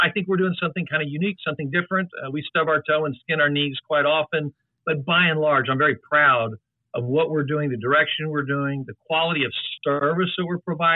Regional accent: San Antonio, Texas, United States; moved away as an adult; now in Austin, United States; I'm originally from San Antonio.

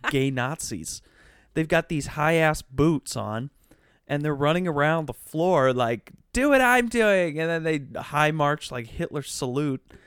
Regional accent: Wisconsin, United States; moved away; school in my hometown

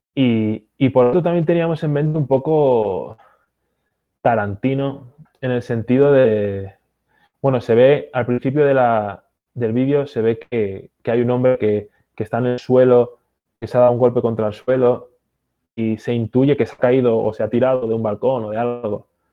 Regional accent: Basque Country, Spain; also born or lived in Galicia; now in United States; ni en mi pueblo se come paella. Eh, yo en la escuela hablaban en euskera, no en, no en español. Mi familia habla gallego-portugués

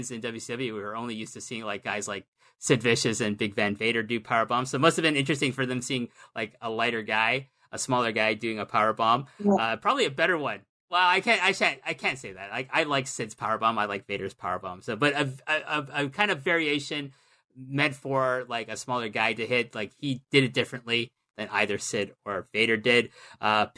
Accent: Canada; as a Canadian

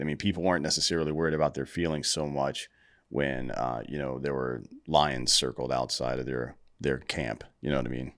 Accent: Greenville, United States; now in Austin, United States; I'm also from Greenville

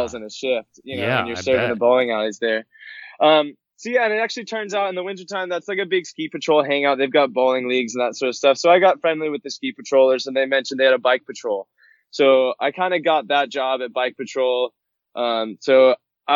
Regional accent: Sarasota, Florida, United States; Born and raised Sarasota

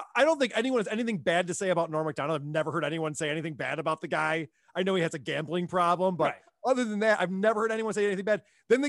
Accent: Germany; Maybe it's a generational thing, or maybe it's, you know, growing up in Germany.

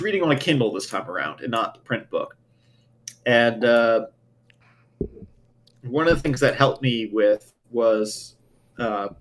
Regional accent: New York City, New York, United States; grew up in New York too.

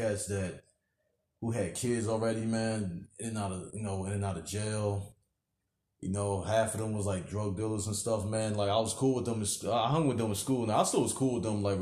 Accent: New Jersey, United States; moved away as an adult; now in Virginia, United States; like till I was like 19, and then that's when me and my mother and my sister we moved out of out of Jersey

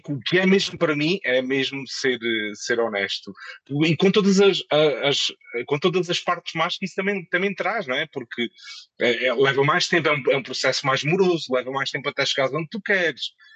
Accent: Moura, Alentejo, Portugal; moved away as an adult; also born or lived in Lisbon; now in Madrid, Spain; depois voltei para a minha, para a minha terra, uh, para Moura

